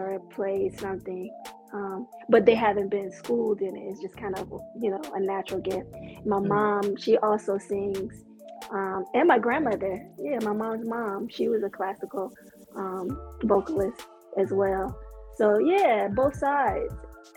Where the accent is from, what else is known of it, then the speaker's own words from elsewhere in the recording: Virginia, United States; moved away; also born or lived in Georgia; I was born and raised in Virginia